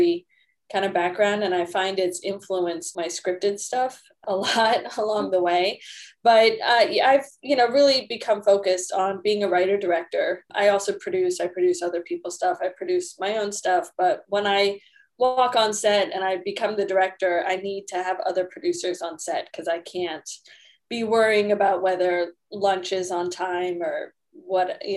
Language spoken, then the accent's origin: English; Washington, District of Columbia, United States; moved away as an adult; also born or lived in Los Angeles, United States; now in Houston, United States; I'm originally from Washington, D.C.